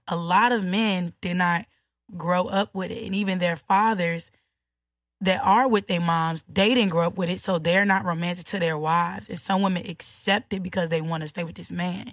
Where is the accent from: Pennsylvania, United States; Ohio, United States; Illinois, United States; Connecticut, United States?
Illinois, United States; Chicago; I'm from Chicago